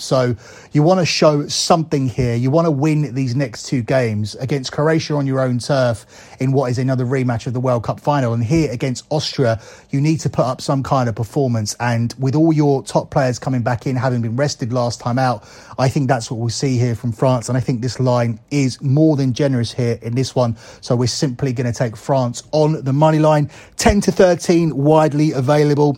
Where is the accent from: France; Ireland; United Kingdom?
United Kingdom; England; me as an English person